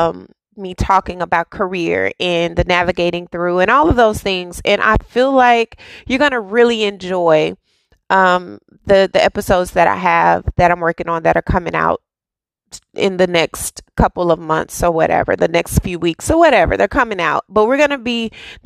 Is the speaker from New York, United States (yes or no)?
no; Dallas, Texas, United States; a girl who was born and raised in Oak Cliff